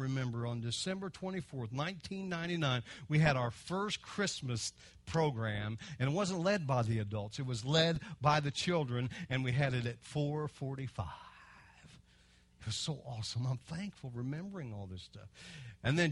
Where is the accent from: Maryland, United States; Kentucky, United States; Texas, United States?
Kentucky, United States; I'm from Kentucky.